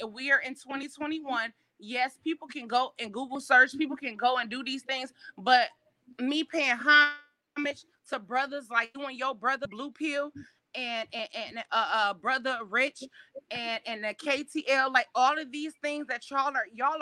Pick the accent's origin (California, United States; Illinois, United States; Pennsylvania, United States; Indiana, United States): Illinois, United States; Chicago; I'm from Chicago